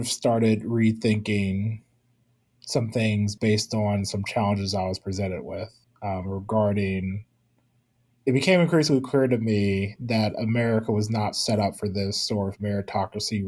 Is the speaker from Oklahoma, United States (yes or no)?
yes; Tulsa, Oklahoma, United States; moved away as an adult; also born or lived in Kansas; now in Atlanta, United States; I was born and raised in Tulsa, Oklahoma